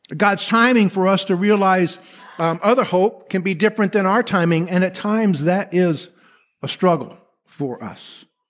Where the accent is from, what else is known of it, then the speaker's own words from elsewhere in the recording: Texas, United States; moved away; I'm from Texas. I put my hand over my heart when I say Texas